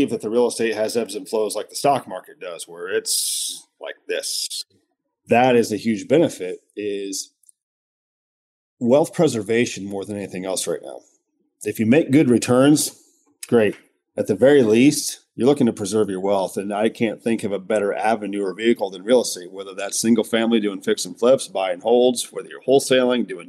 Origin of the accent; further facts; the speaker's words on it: Midwest, United States; growing up in the Midwest